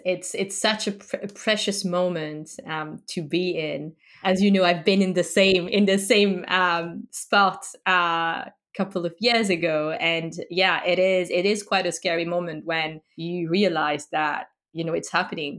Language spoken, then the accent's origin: English; France; I grew up in France